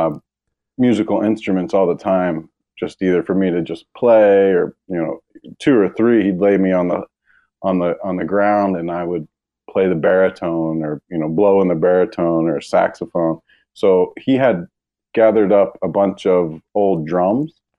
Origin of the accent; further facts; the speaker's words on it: Hershey, Pennsylvania, United States; moved away; also born or lived in Camp Hill, Pennsylvania; I grew up in Pennsylvania, central Pennsylvania. Was born in Camp Hill, Pennsylvania, and then lived and grew up in Hershey, Pennsylvania.